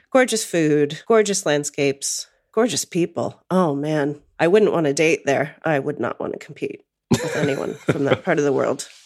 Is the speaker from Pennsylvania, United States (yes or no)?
yes; outside of Pittsburgh, rural Western Pennsylvania, United States; moved away; I grew up in rural Western Pennsylvania, which probably doesn't mean much to any of the listeners, but I grew up outside of Pittsburgh.